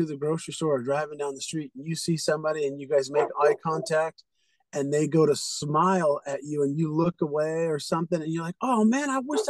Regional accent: California, United States; I'm from California.

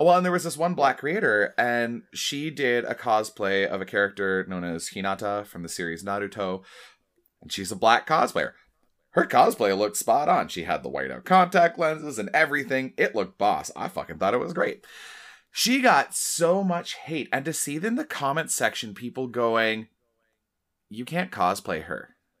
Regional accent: Oshawa, Ontario, Canada; I grew up in Oshawa

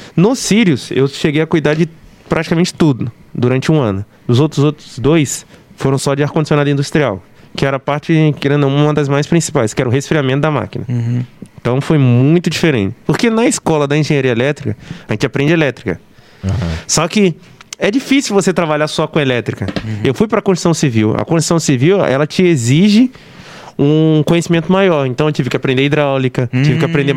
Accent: Barra do Piraí, Rio de Janeiro, Brazil; sou natural de Barra do Piraí

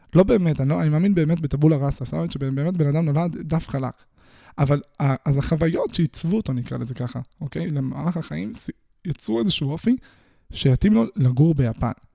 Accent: Israel; אני נולדתי בישראל

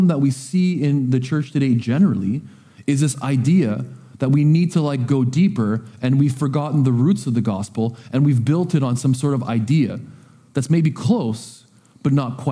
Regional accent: Coquitlam, British Columbia, Canada; now in Powell River, Canada; I was raised in Coquitlam

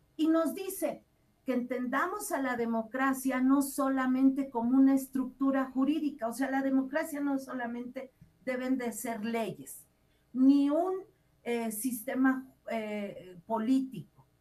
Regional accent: Mexico; nosotros como mexicanos

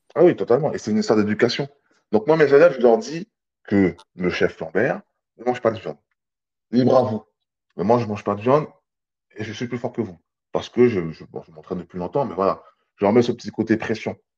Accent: French Guiana; je viens de la Guyane

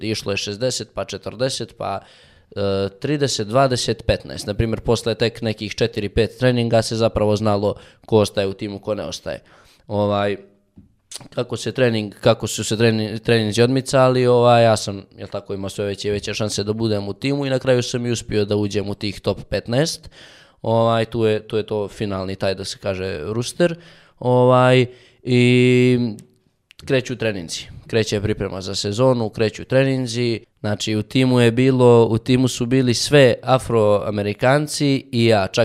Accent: Montenegro; došli su jednom kod nas u Crnu Goru

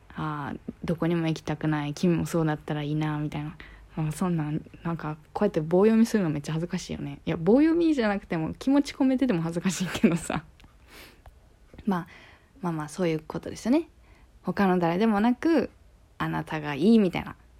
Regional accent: Kansai, Japan; accent: Kansai dialect; これって結構関西弁が出るワードだと思うんですよ

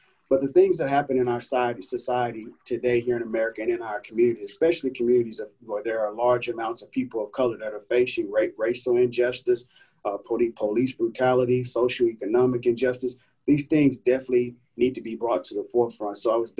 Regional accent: Houston, Texas, United States; And growing up in Fifth Ward, you know, we were always outdoors.

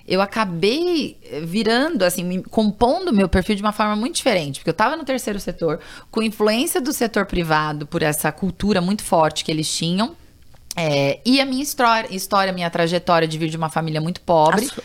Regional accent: São Paulo, Brazil; Eu, eu nasci em São Paulo e fui criada em São Paulo

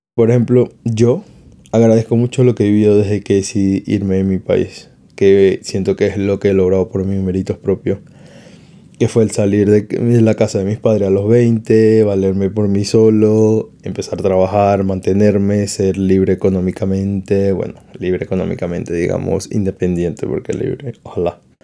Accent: Venezuela; now in Spain; mis padres están en Venezuela

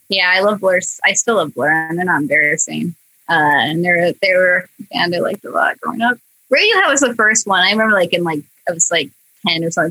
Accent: Clinton, Iowa, United States; moved away as an adult; also born or lived in Chicago suburbs, Illinois; now in Los Angeles, United States; that's where I grew up. It wasn't where I was born. I was born in Illinois, suburb of Chicago. But I moved to Clinton when I was like five and lived there

